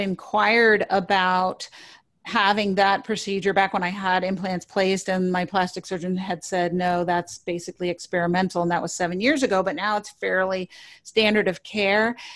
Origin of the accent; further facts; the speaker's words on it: New York City, New York, United States; I grew up in New York City